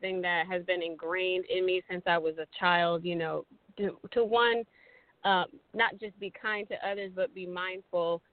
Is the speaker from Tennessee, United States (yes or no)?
no; Sacramento, California, United States; also born or lived in Michigan; now in Los Angeles, United States; I moved to California when I was in elementary school, and California has been my home ever since.